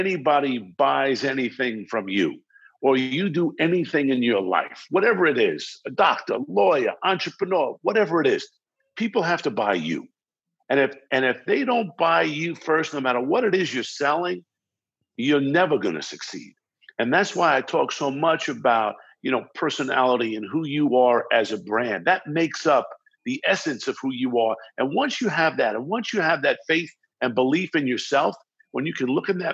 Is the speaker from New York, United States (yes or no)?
yes; Baldwin, New York, United States; accent: New York, New Jersey vibe; moved away as an adult; also born or lived in Brooklyn, New York; now in Los Angeles, United States; I was born in Brooklyn, New York, and raised in Baldwin, Strong Island